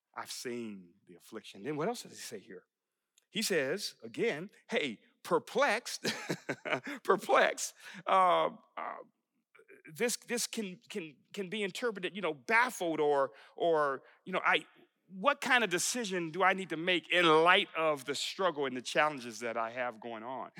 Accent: Buffalo, New York, United States; moved away as an adult; also born or lived in Texas; I was just a kid growing up in Buffalo, New York.

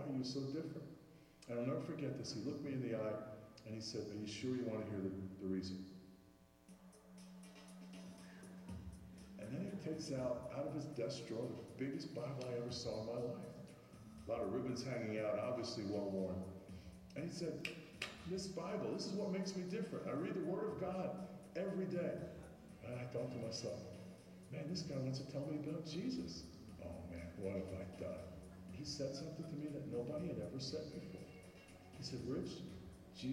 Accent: New York, United States; born or raised there

